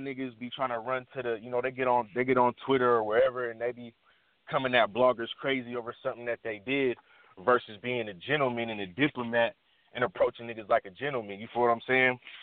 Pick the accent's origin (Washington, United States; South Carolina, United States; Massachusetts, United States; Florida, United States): Washington, United States; I'm from Washington